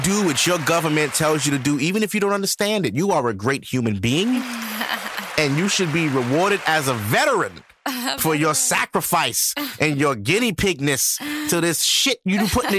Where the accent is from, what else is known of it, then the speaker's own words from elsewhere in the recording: Ohio, United States; first of all, I'm from Ohio. The Cincinnati Bengals just lost the Super Bowl.